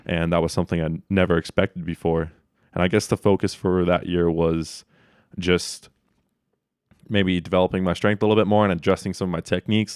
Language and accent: English; North Bend, Oregon, United States; I grew up in North Bend, so it's a small town on the coast.